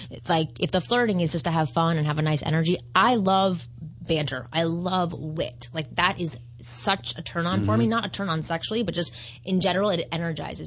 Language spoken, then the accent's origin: English; Canada; I'm Canadian